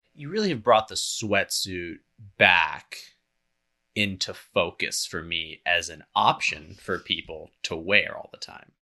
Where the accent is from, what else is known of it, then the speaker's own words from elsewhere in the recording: Berkeley, California, United States; growing up in Berkeley